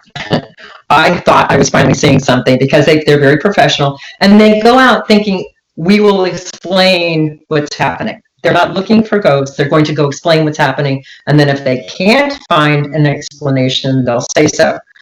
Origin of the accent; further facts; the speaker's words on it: Miami, Florida, United States; I grew up in Miami.